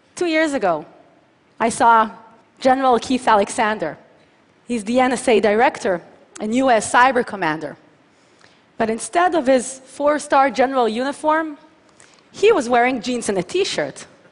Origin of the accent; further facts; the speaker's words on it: Tel Aviv, Tel Aviv District, Israel; from my hometown of Tel Aviv to Adelaide, Australia